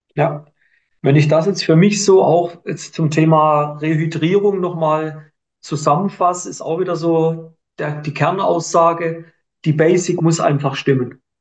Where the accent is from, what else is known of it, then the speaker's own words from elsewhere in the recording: Switzerland; bei uns in der Schweiz